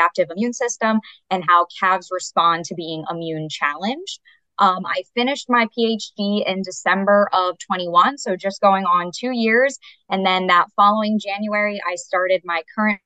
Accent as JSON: {"language": "English", "area": "Berks County", "region": "Pennsylvania", "country": "United States", "tie": "born or raised there", "also_born_or_lived": "South Carolina / Indiana", "moved": "as an adult", "said": "I grew up in Berks County, Pennsylvania."}